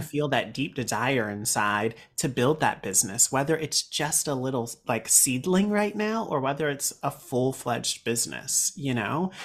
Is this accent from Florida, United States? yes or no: no; Raleigh, North Carolina, United States; moved away as an adult; now in New York City, United States; I am from Raleigh, North Carolina